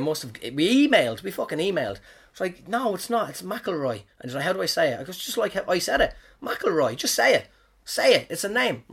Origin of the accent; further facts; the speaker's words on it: Ireland; moved away as an adult; now in New Zealand; I'm from Ireland